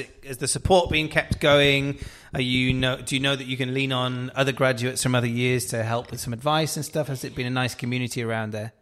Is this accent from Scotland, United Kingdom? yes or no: no; South Wales, United Kingdom; we're both from South Wales